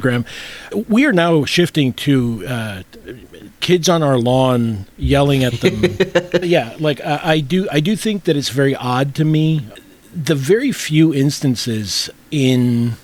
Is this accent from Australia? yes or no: no; Puerto Rico; moved away; Having been born and raised in Puerto Rico